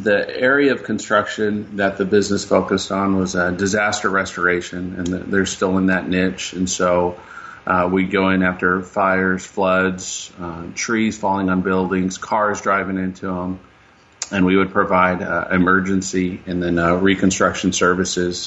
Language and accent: English; Riverside, California, United States; also born or lived in San Bernardino, California; I was born and raised in San Bernardino, California. And when I was about 8 or 9 years old, my parents decided that we were going to move to Riverside